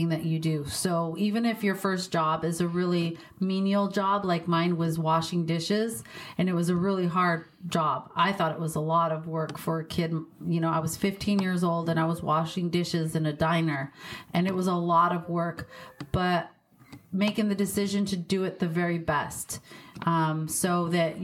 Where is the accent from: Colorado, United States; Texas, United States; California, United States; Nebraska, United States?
Colorado, United States; Pueblo; I was born and raised in Pueblo, Colorado